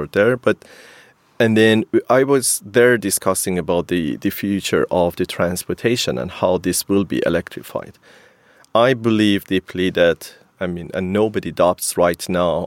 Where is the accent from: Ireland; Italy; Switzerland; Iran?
Iran; Kerman, Kerman Province; moved away as an adult; also born or lived in Sweden / Portugal; i'm coming from a sort of city of pistachio in iran so almost all the pistachio is coming from kerman the city that i am originally from and then i moved to sweden in 2007 to study at kth